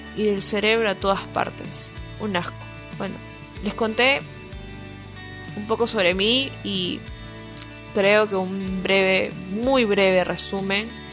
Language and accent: Spanish; Lima, Peru; Soy de Lima, la gris